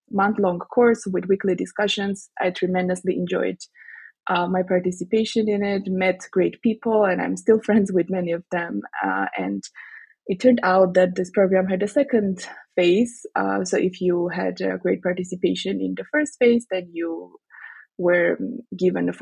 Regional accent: Armenia; moved away; also born or lived in Strasbourg; I went back to my home country, Armenia

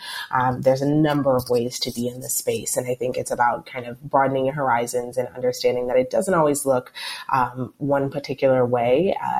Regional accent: Michigan, United States; I'm from Michigan. I grew up always, you know, commuting from one place to another in a vehicle.

